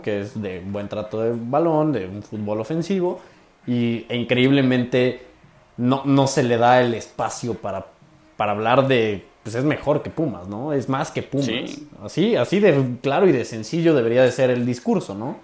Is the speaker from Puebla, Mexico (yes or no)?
yes; Puebla, Mexico; somos así, el poblano es así